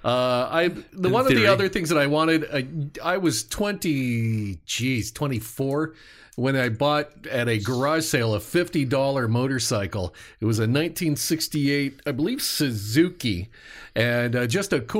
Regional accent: the Ozarks, United States; I'm from the Ozarks.

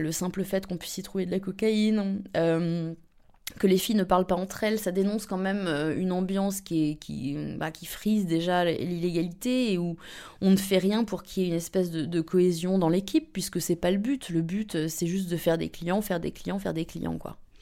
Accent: around Paris, Île-de-France, France; moved away as an adult; now in Berlin, Germany; j'ai 30 ans, euh, j'ai euh, grandi euh, dans les environs de Paris, entre les Hauts-de-Seine et la Seine-et-Marne

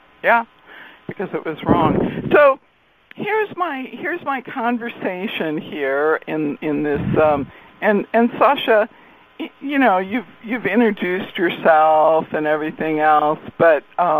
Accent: Torrance, California, United States; I was raised in Torrance. I was born at Torrance Memorial, and I was raised in Torrance.

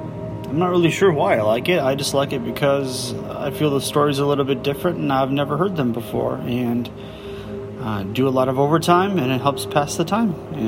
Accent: Chicago, Illinois, United States; I'm from Chicago, Illinois

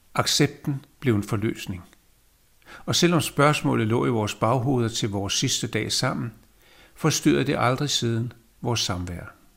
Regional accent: Copenhagen, Capital Region of Denmark, Denmark; jeg er født i København. Landet hedder Danmark

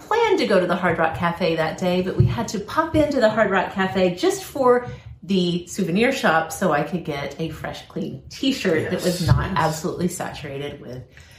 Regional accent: Oklahoma, United States; born or raised there; moved away; also born or lived in Pennsylvania

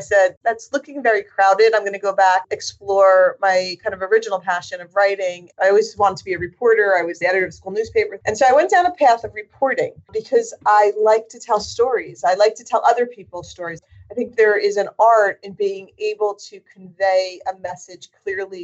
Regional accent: New Jersey, United States; I'm born and raised in New Jersey

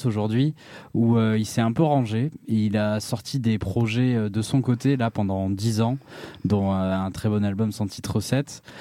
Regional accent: Anglet, Nouvelle-Aquitaine, France; chez moi au Pays Basque, à Anglette

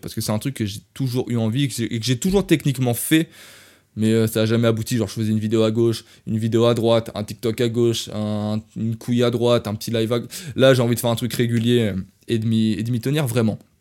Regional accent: France; accent: French; je viens de France.

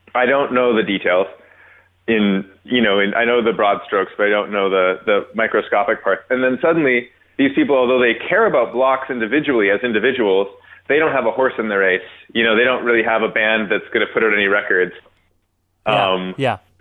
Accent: Toronto, Ontario, Canada; I was born in North York

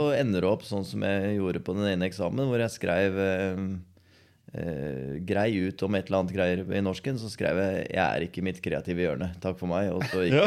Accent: Skien, Telemark, Norway; Når jeg ble født i Skien, mm. og så vokste jeg opp på Borgestad

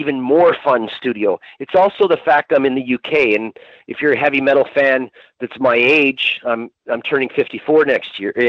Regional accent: Canada; moved away as an adult; now in United Kingdom; I moved here from Canada a couple years ago

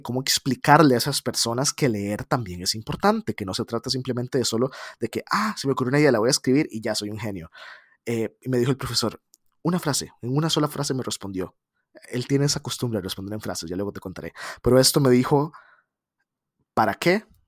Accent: San José, Costa Rica; yo soy de San José, Costa Rica

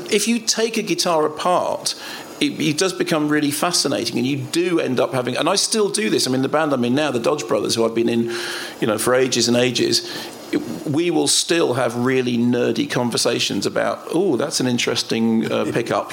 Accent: London, United Kingdom; moved away; also born or lived in Finchley; So originally, my train station was Finchley Central, and then we went up towards High Barnet, up Totteridge Way

